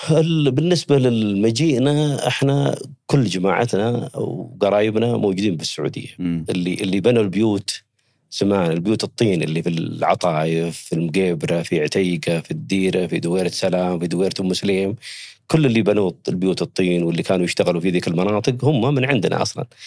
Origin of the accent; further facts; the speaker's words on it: Yemen; also born or lived in Saudi Arabia; now in Riyadh, Saudi Arabia; أنا ولدت في حدود ال- المملكة العربية السعودية، أنا من اليمن. المنطقة هذه منطقة حدودية، يعني بين- بين المملكة وبين اليمن.